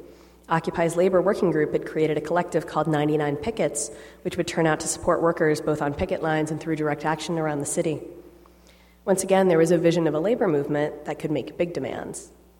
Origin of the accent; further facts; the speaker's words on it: New York City, New York, United States; my hometown of New York City.